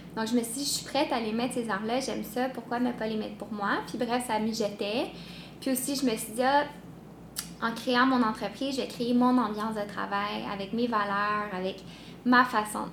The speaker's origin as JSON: {"language": "French", "town": "Montreal", "region": "Quebec", "country": "Canada", "said": "je viens de Montréal"}